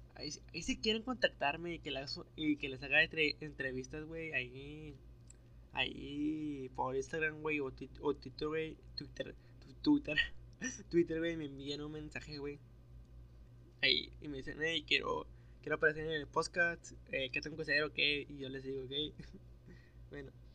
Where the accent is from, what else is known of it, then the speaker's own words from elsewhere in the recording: Nuevo Laredo, Tamaulipas, Mexico; accent: norteño; Soy de Nuevo Laredo, Tamaulipas